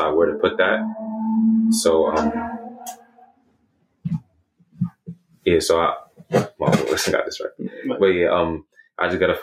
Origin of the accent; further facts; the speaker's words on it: New York City, New York, United States; I'm from Queens